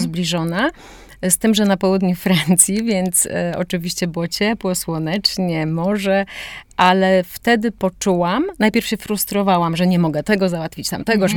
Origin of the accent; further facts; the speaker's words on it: Warsaw, Masovian Voivodeship, Poland; moved away as an adult; also born or lived in Rotterdam, Netherlands; now in Szklarska Poręba, Poland; urodziłam się w Warszawie i mieszkałam całe młode życie w Warszawie